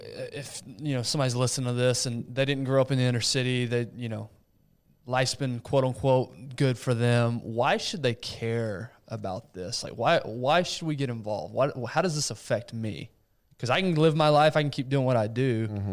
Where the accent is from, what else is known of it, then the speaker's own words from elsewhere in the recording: Brazil; my parents were missionaries in Brazil. And so I was born and raised in Brazil.